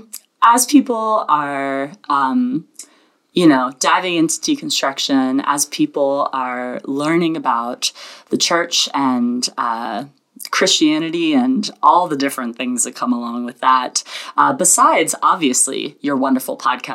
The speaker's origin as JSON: {"language": "English", "region": "the South", "country": "United States", "tie": "born or raised there", "said": "I was born and raised in the South"}